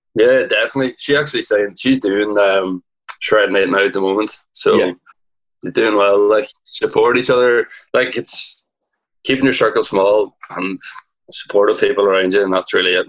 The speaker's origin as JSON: {"language": "English", "area": "Donegal", "region": "Ulster", "country": "Ireland", "said": "I'm from Donegal in Ireland. It's like up the northwest, the top of Ireland, just a small little town."}